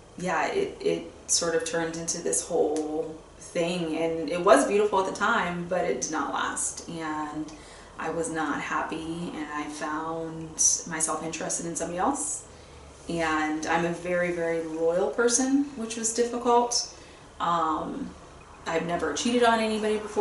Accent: Fort Lauderdale, Florida, United States; I grew up in South Florida, Fort Lauderdale area

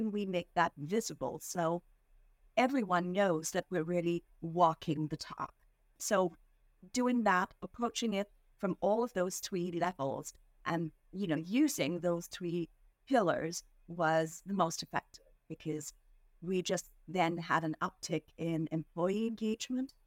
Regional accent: India; moved away as an adult; now in Philadelphia, United States; I was born and raised in India

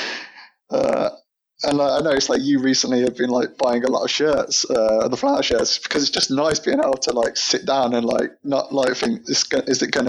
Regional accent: near Birmingham, West Midlands, United Kingdom; moved away as an adult; now in London, United Kingdom; I'm not originally from London. I used to live near Birmingham in the Midlands.

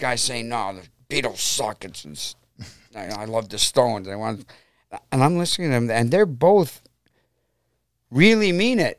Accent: Brook Park, Ohio, United States; also born or lived in Cleveland / Middleburg Heights; I basically grew up in Brook Park, and I'm back living in Brook Park now

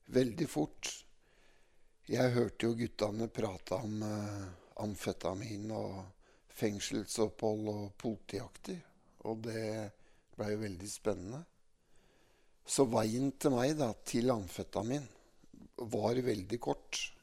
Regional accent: Mjøndalen, Buskerud, Norway; jeg er oppvokst da midt i Mjøndalen sentrum

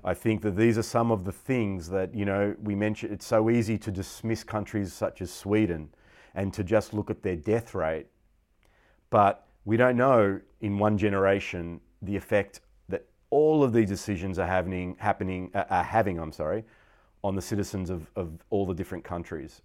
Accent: Victoria, Australia; I was Australian. Not that I'm nationalist at all, but in the sense of my identity, I was born in Australia.

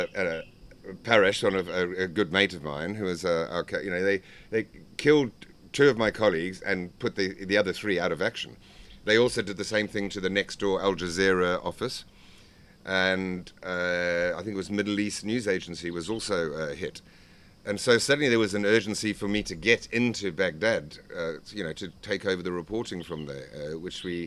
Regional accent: Zimbabwe; I was from Zimbabwe

